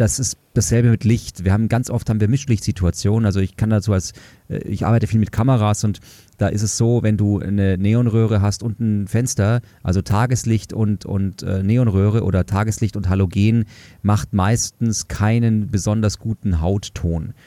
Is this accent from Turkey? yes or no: no; Munich, Bavaria, Germany; ich komme aus München